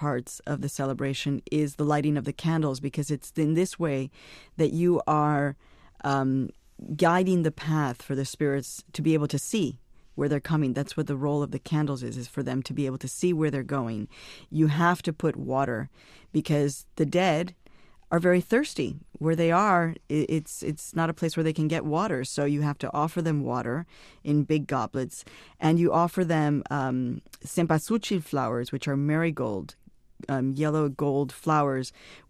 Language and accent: English; Chicago, Illinois, United States; born or raised there